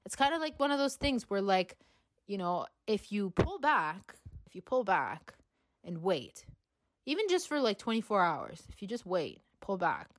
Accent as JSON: {"language": "English", "country": "Canada", "said": "I am from Canada"}